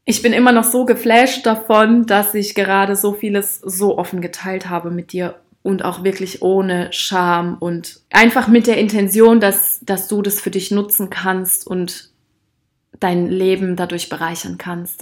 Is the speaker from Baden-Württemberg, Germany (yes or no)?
no; Rhineland-Palatinate, Germany; Ich bin auch in Rheinland-Pfalz aufgewachsen. Also ich habe dort meine Jugend auch verbracht, ganz intensiv.